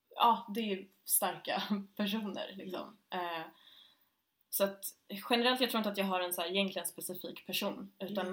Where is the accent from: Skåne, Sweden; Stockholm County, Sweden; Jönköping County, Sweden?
Stockholm County, Sweden; Stockholm; jag är ju född och uppvuxen här i Stockholm, uh, i Östberga i södra Stockholm